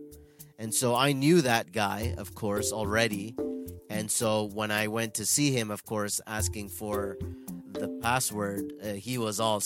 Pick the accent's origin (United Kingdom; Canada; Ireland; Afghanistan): Canada; Toronto, Ontario; I'm born and raised in Toronto, Canada, from Indian parents